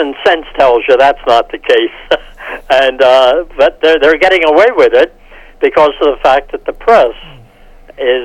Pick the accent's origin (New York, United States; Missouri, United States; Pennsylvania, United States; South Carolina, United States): Pennsylvania, United States; Philadelphia; my home state of Pennsylvania. And I'm from the Philadelphia area